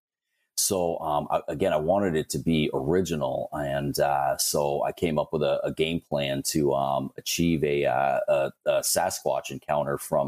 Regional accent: Northern Vermont, United States; I was born and raised in Vermont

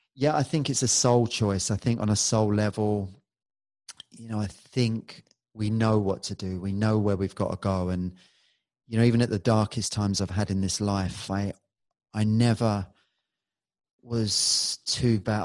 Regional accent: London, United Kingdom; I was born in Balham, which is on the west side, and that's a rough

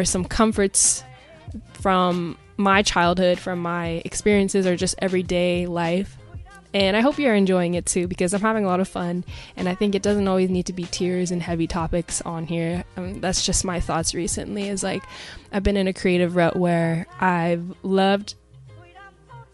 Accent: Pacific Northwest, United States; I grew up in the Pacific Northwest

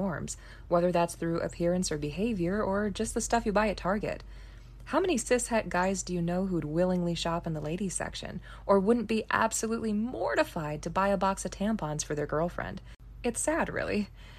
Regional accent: United States; So growing up in America, gender just seems like it's part of the natural order.

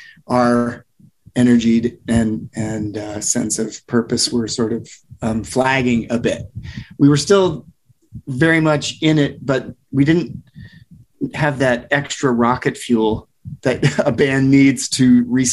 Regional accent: Ames, Iowa, United States; moved away; also born or lived in California; I'm from Ames, Iowa.

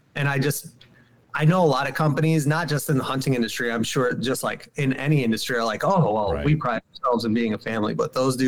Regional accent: Syracuse, New York, United States; I'm from Syracuse, New York City, in central New York. I grew up in the city, did not grow up in the woods. Went to a high school with no windows.

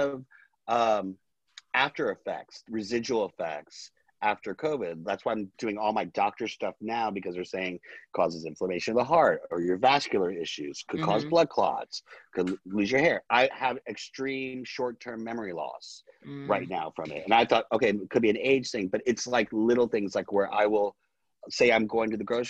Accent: New Orleans, Louisiana, United States; now in Los Angeles, United States; I'm originally from New Orleans

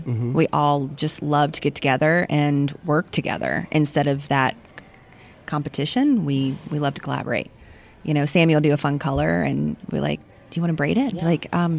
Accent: Jacksonville, Florida, United States; I'm from Jacksonville.

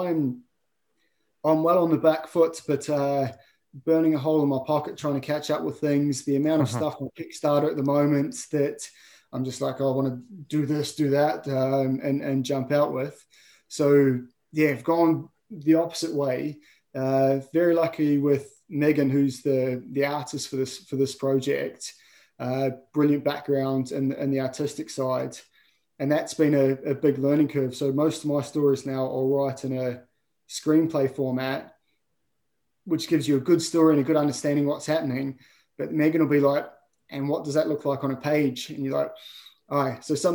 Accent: New Zealand; I love my home, love the place I grew up

